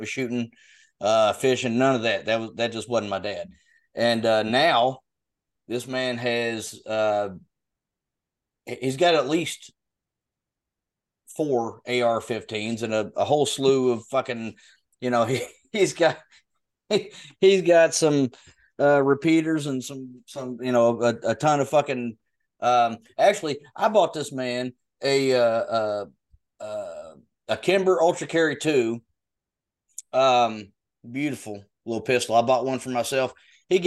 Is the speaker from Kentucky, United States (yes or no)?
yes; Western Kentucky, United States; now in Lexington, United States; I live in Lexington, which is in Central Kentucky, but I grew up in Western Kentucky